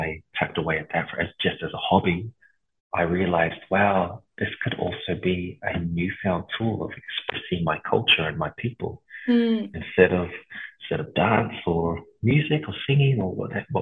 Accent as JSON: {"language": "English", "town": "Ipswich", "region": "Queensland", "country": "Australia", "tie": "born or raised there", "also_born_or_lived": "Lower Hutt, New Zealand / Porirua, New Zealand / Auckland, New Zealand / Samoa (ancestry)", "said": "we moved to a little town called Ipswich outside Brisbane, I was raised, and most of my schooling and my childhood was there"}